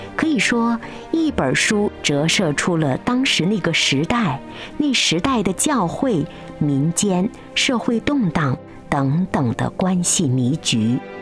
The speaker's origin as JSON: {"language": "Chinese", "country": "China", "said": "作为中国人感到自豪"}